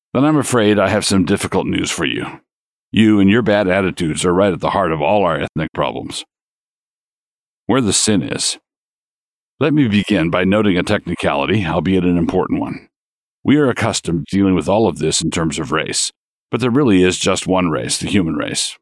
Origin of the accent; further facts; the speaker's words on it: San Diego, California, United States; I was born in the Naval Hospital at San Diego.